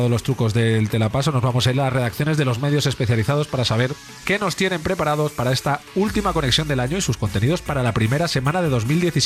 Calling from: Valencia, Valencian Community, Spain; Hola Europlay … de Valencia.

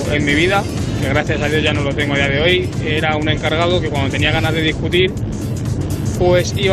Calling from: Bilbao, Basque Country, Spain; Gabón a todo el mundo … de Bilbao.

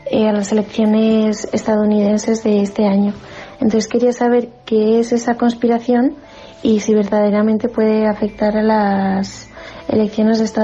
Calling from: Madrid, Community of Madrid, Spain; de Madrid. Tengo una pregunta para el orden mundial.

